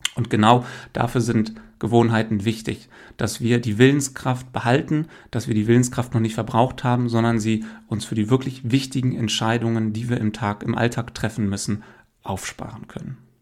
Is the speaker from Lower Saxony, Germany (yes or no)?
yes; Hameln, Lower Saxony, Germany; now in Hanover, Germany; ich bin in Hameln aufgewachsen